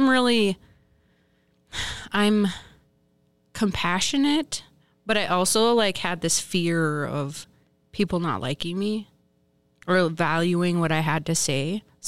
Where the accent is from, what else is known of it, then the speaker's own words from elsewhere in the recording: Minnesota, United States; now in Duluth, United States; I grew up on the Fond du Lac Reservation. Today I am living in Duluth.